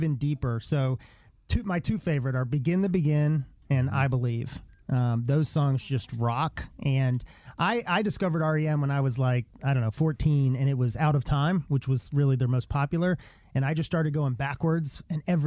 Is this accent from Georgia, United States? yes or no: yes; Atlanta, Georgia, United States; also born or lived in Charlotte; I grew up here in Atlanta